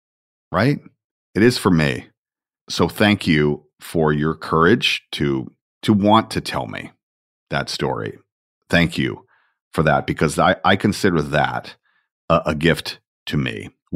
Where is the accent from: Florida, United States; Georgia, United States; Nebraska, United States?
Georgia, United States; Look, I'm a kid from Georgia. That's who I am.